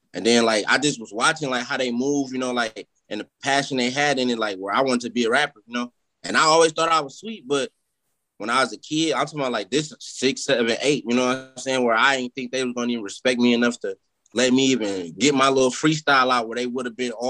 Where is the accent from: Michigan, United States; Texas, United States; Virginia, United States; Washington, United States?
Michigan, United States; Detroit; also born or lived in California; I'm from Southwest. Like, I'm from between Warren and McGraw. Like, if y'all ever seen McGraw Ave, that's my neighborhood that I grew up